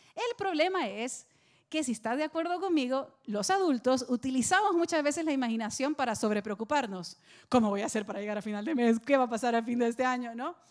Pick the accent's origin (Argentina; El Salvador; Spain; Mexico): El Salvador; now in Miami, United States; estaba en El Salvador, en mi país